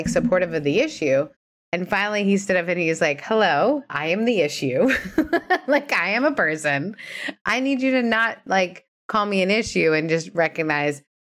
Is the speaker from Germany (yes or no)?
no; Canada; as a Canadian